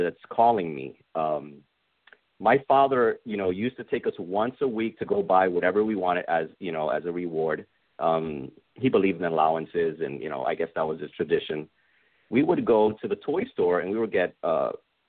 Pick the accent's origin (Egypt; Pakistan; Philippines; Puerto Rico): Puerto Rico; Cidra; moved away as an adult; also born or lived in Bronx, New York / Stratford, Connecticut / Caguas, Puerto Rico; now in United States; We moved back to Puerto Rico. So, I learned English first, and then I had to learn Spanish all over again, like I was a little kid. And then eventually I went, my elementary years, middle school, and then high school. And I graduated in Puerto Rico